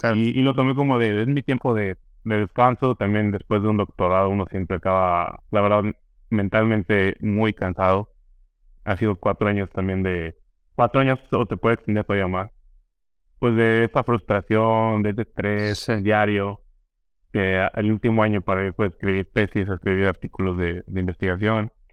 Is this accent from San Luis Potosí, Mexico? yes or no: yes; San Luis Potosí, Mexico; moved away as an adult; also born or lived in Chicago, United States / Belgium; now in California, United States; un grupo de, de potosinos